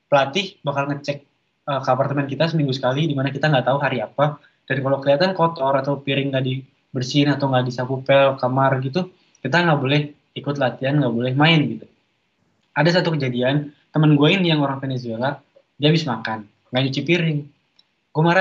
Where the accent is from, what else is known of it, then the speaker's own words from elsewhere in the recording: Jakarta, Indonesia; born there; mohon maaf pak saya lahirnya di Jakarta bukan di Kuala Lumpur